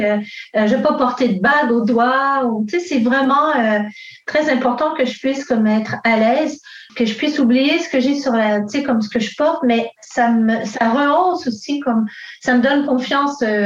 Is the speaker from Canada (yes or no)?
yes; Montreal, Quebec, Canada; je suis née ici à Montréal euh, d'une mère québécoise et euh, mon père est italien